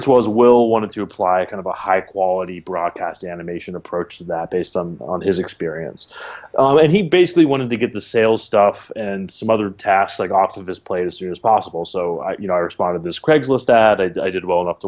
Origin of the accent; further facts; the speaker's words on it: Washington, District of Columbia, United States; moved away as an adult; also born or lived in Santa Cruz, California; now in New York, United States; I'm from the East Coast, from the DC area originally